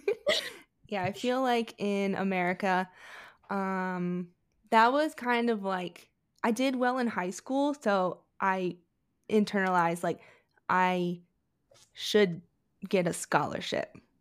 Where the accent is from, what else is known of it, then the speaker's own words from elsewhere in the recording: Maryland, United States; I grew up in Maryland